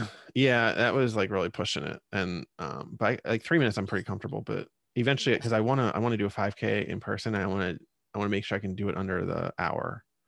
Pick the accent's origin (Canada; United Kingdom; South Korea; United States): United States; Reading, Pennsylvania; … is from my hometown